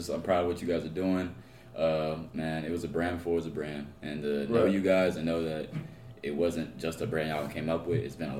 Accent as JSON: {"language": "English", "town": "Charlotte", "region": "North Carolina", "country": "United States", "tie": "born or raised there", "said": "born and raised in Charlotte, North Carolina."}